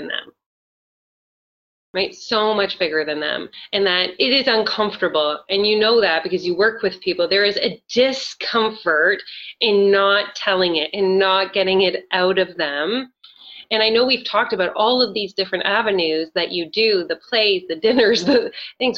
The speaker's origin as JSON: {"language": "English", "country": "Canada", "said": "I'm Canadian"}